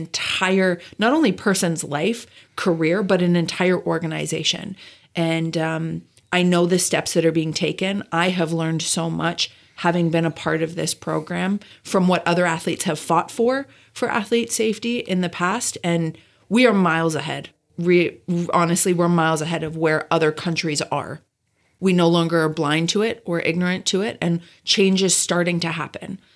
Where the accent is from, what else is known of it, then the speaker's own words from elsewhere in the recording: Calgary, Alberta, Canada; moved away as an adult; also born or lived in Del Mar, United States; now in Carlsbad, United States; I grew up in Calgary, Alberta, Canada